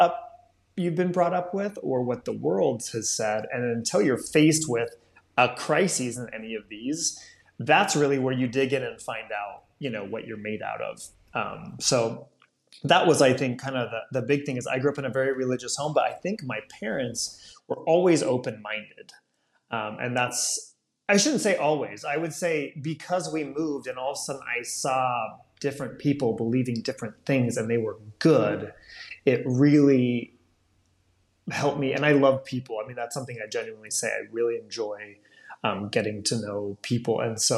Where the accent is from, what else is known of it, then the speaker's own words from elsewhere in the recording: Rome, Lazio, Italy; But if you're a Jewish person growing up in Rome, that's a very different experience, right? All of a sudden, that's changed. So when I was 10, I went from the majority of everyone I knew either being of the same faith or at least understanding it